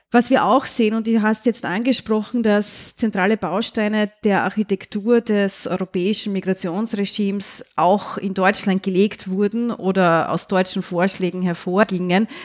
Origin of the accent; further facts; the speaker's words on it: Austria; Ich kann da als Österreicherin aus eigener Erfahrung sprechen